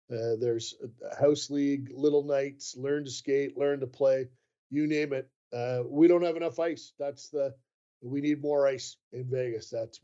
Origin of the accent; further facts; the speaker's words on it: Canada; I am Canadian and have an interest in watching Canada in international play